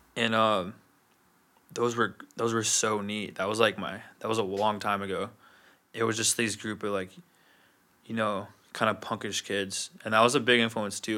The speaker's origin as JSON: {"language": "English", "region": "Wyoming", "country": "United States", "tie": "born or raised there", "also_born_or_lived": "Chicago", "said": "I moved around from Chicago to Wyoming as, like, a really young kid."}